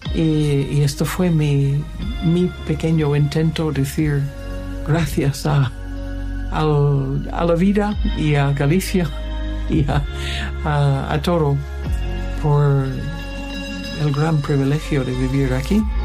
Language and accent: Spanish; Toronto, Ontario, Canada; Spanish is a second language; also born or lived in London, United Kingdom; now in Spain; Soy de Toronto, de Canadá